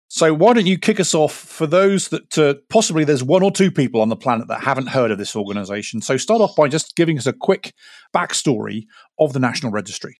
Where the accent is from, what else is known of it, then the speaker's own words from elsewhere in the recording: United Kingdom; now in United States; I'm a Brit talking to you, uh, in America.